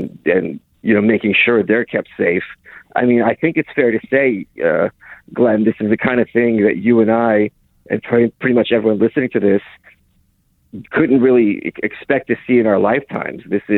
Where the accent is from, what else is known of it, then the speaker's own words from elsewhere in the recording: Lviv, Lviv Oblast, Ukraine; Yeah, I was born in Ukraine. We're all from Ukraine. Yeah, we were from Western Ukraine, Lvov specifically.